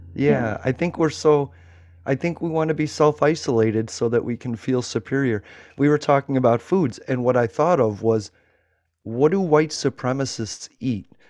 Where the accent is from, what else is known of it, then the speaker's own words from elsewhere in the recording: Florida, United States; I'm from Florida